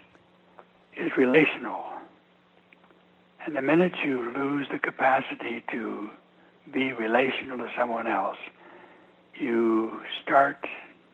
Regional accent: Montana, United States; moved away as an adult; also born or lived in East Coast (D.C. area); is my home country. I was born here, grew up here

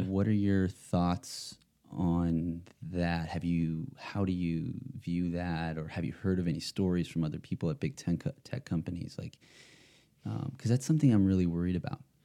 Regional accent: West Hollywood, California, United States; here in my, my home state, my home sort of town

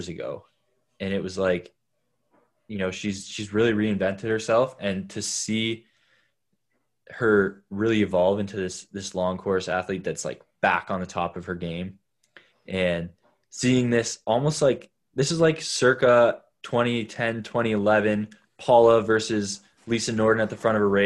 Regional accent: Canada; being a Canadian

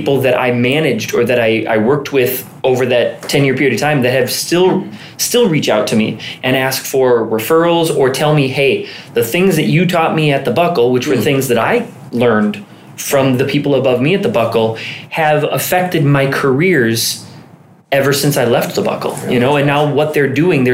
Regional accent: Alexandria, Minnesota, United States; now in Lake Elmo, United States; I'm from Alexandria, Minnesota

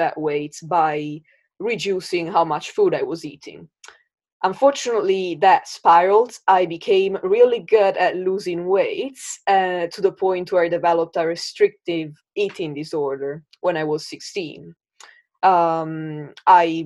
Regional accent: Italy; now in Brighton, United Kingdom; I live in Brighton in the UK. But I was born and I grew up in Italy.

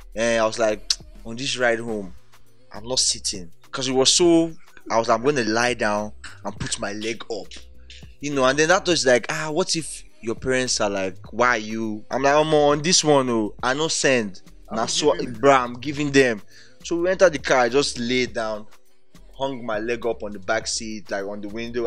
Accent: Ibadan, Oyo, Nigeria; moved away; also born or lived in Warri / Lagos; I was born in Warri, um, grew up in Ibadan, then moved to Lagos.

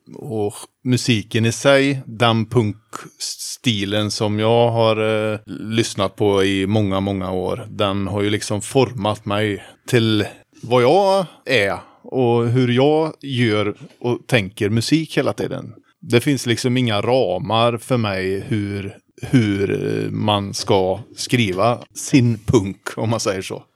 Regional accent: Tidaholm, Västra Götaland, Sweden; hemma i Hoa, Tidaholm

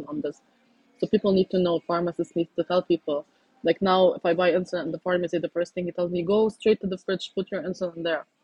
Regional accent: Lebanon; I'm from Lebanon

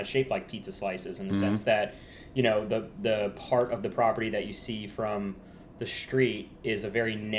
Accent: South Florida, United States; I grew up in South Florida myself

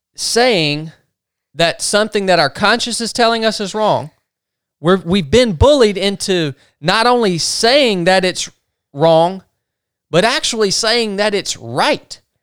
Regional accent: North Georgia, United States; where we grew up in North Georgia, racism was a part of the culture on both ends

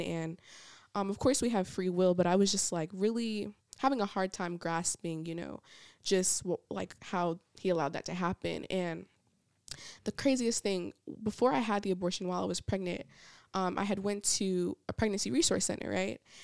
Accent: Niagara Falls, New York, United States; also born or lived in Georgia; now in Alabama, United States; I am originally from Niagara Falls, New York, so I grew up right on the top, on the border of Canada, um, and then we moved to Georgia, and then I came here to go to school

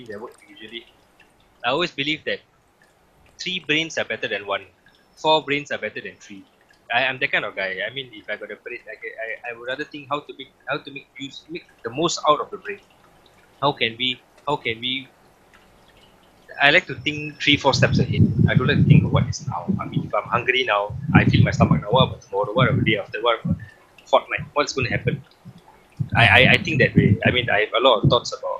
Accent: Singapore; I'm a Singaporean

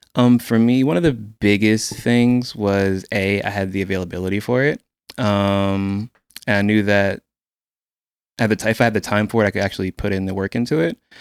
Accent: Quantico, Virginia, United States; now in Houston, United States; I'm originally from, uh, Quantico, Virginia, uh, born and raised

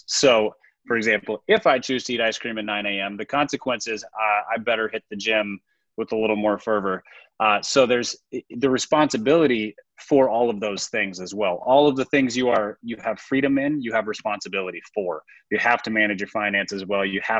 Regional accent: Minnesota, United States; And then lastly, as a Minnesotan, you will appreciate this.

